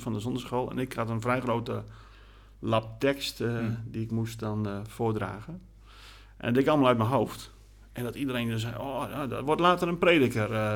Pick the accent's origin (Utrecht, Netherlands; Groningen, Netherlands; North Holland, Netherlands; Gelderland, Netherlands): Groningen, Netherlands; also born or lived in Gorredijk, Friesland; toen zijn we verhuisd naar de stad Groningen. En daar ben ik eigenlijk opgegroeid